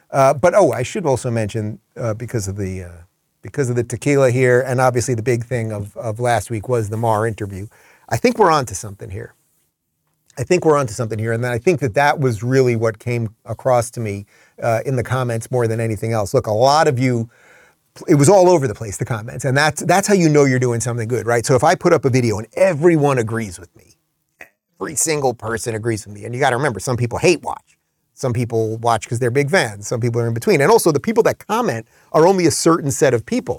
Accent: Northeast, United States; moved away as an adult; also born or lived in Los Angeles; I'm from the Northeast

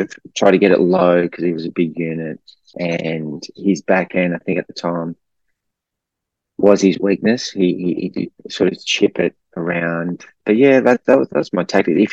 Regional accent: Melbourne, Victoria, Australia; I'm from Melbourne, had family and friends there

